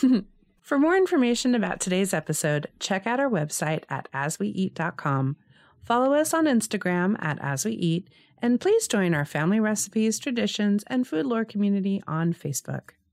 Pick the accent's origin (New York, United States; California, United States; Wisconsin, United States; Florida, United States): California, United States; Los Angeles; growing up in Los Angeles in the 80s